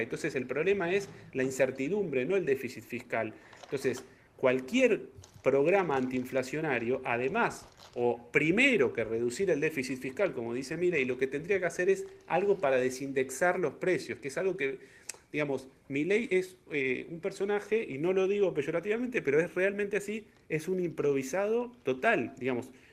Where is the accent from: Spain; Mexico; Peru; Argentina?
Argentina